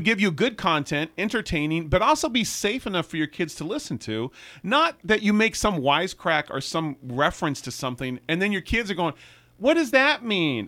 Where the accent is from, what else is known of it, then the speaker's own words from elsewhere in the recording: El Cerrito, California, United States; also born or lived in San Francisco; born in San Francisco and then, uh, was raised in the El Cerrito, Richmond Hills kind of area